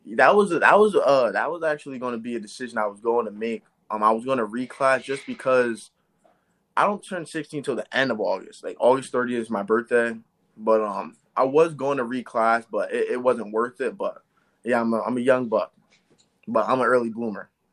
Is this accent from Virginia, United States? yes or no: no; Eastern Pennsylvania, United States; I'm from Eastern Pennsylvania.